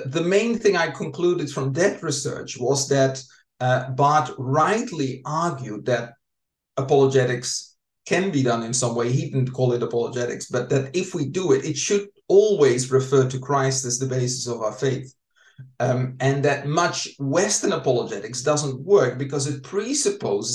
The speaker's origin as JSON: {"language": "English", "country": "Netherlands", "tie": "born or raised there", "said": "I'm from the Netherlands, grew up in the Reformed tradition there"}